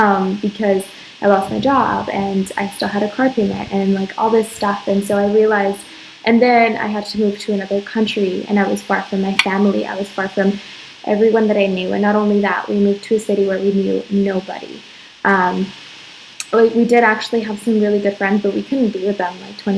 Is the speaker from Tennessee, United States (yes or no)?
no; Arizona, United States; moved away as an adult; now in Dominican Republic; I'm from Arizona, and I met my husband in Arizona